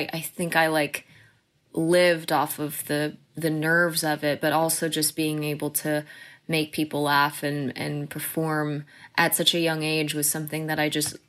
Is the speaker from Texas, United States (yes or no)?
yes; The Colony, Texas, United States; So that's what moved us to Texas. And I pretty much consider Texas my home, my hometown. I lived in the Colony, Texas, mm-hmm. is where I grew mm-hmm. up. And it was the best place to grow up.